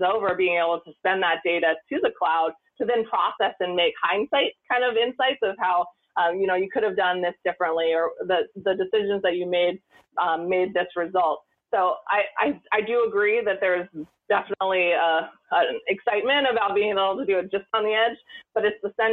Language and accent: English; Montana, United States; I grew up in Montana